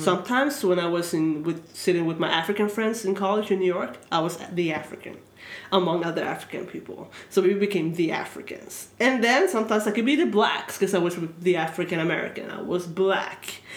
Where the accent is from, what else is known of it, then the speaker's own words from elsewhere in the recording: Sweden; moved away; I am born and raised here